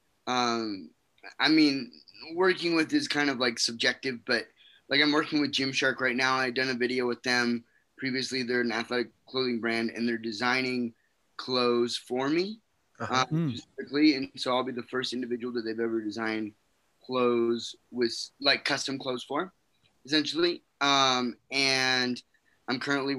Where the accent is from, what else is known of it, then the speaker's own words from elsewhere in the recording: West Valley City, Utah, United States; I'm originally from West Valley, Utah. That's where I grew up.